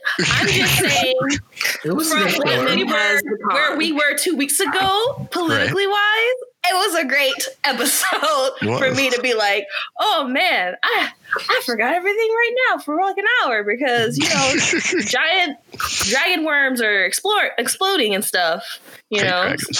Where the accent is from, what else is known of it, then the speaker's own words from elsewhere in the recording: Georgia, United States; moved away; I'm just really proud for my home state of Georgia